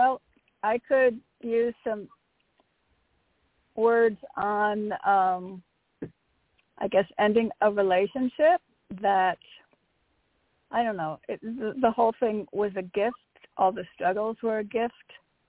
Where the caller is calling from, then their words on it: Connecticut, United States; Hi, it's … from Connecticut.